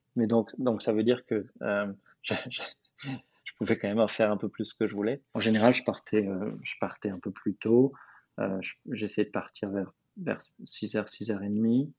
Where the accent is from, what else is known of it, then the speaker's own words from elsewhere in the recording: Paris, Île-de-France, France; moved away as an adult; now in New York, United States; j'habite à New York, je suis français de Paris à la base